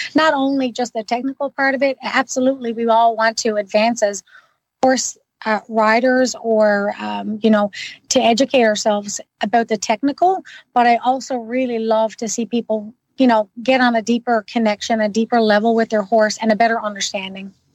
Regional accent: Newfoundland and Labrador, Canada; now in Ottawa, Canada; I'm originally from Newfoundland. Now I've been gone for quite a long time

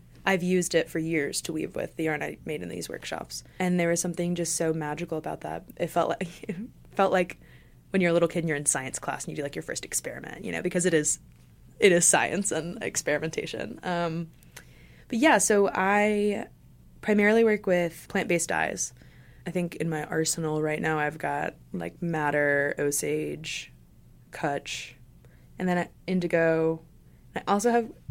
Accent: Johnson City, Tennessee, United States; I was born and raised in Johnson City. I never moved away

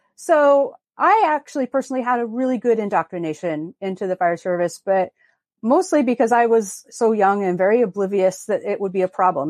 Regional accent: Longview, Washington, United States; I grew up in Southwest Washington in a town called Longview

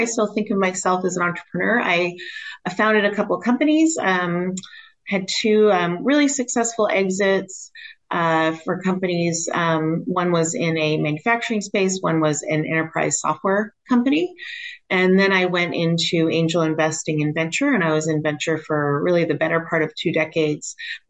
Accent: United States; moved away as an adult; now in Australia; I'm actually American. I split my time now between here and Australia.

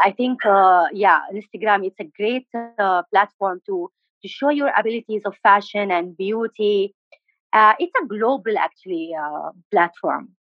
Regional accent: Aden, Yemen; English is a second language; moved away as an adult; also born or lived in Al Bayda; now in India; I'm from uh, Yemen. I'm from uh, basically from Al Bayda, but um, I born and raised in Aden, and uh, now I live in India.

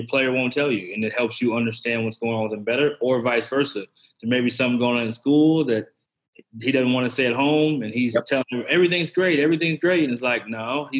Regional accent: Dallas, Texas, United States; I'm from Dallas.

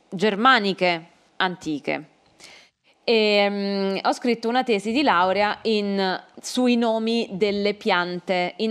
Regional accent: Caserta, Campania, Italy; born there; io sono nata uh, a Caserta perché mio padre e mia madre vivevano lì. Uh, Caserta si trova vicino Napoli, a una mezz'ora di strada da Napoli, quindi in Campania.

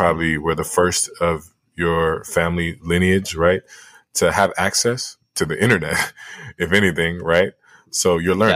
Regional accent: Liberia; moved away; my home country in Liberia

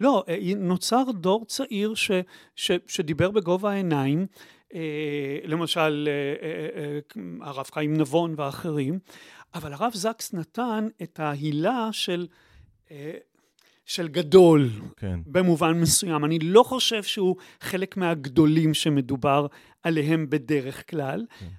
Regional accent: Haifa, Haifa District, Israel; אני שגדלתי בחיפה

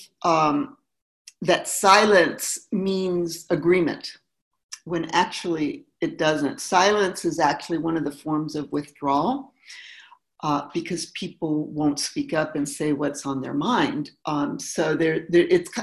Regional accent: Mexico; now in United States; I was born here, but I grew up in Mexico

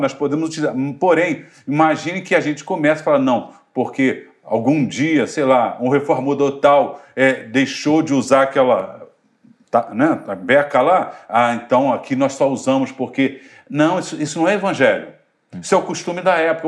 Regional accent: Brazil; eu sou, sou brasileiro

